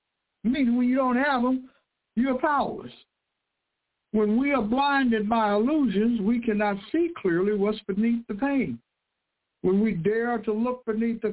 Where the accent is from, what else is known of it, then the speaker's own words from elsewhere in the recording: United States; I was born in the United States of America